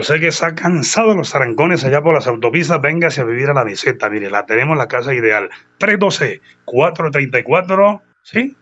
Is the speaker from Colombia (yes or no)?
yes; San Gil, Santander, Colombia; somos exalumnos del Colegio Seminario San Carlos de San Gil